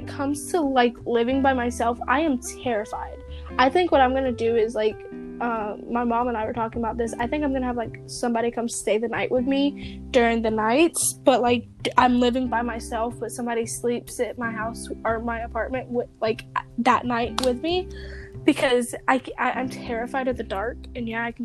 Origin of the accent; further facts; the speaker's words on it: United States; we are American